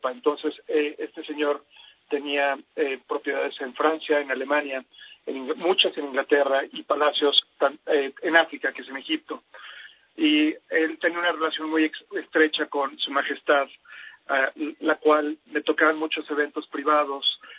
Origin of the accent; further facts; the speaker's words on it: Mexico; moved away; also born or lived in England; Yo soy mitad mexicano, mitad inglés. Eh, tengo lo mejor de los dos mundos y se ofreció la oportunidad a que me fuera a estudiar al, lado de mi mamá, que es inglesa, y mi abuela, que es austriaca.